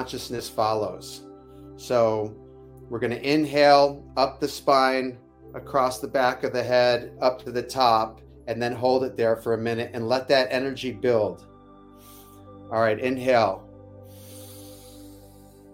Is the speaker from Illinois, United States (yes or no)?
no; Detroit, Michigan, United States; moved away; my Midwest roots of Detroit-ish.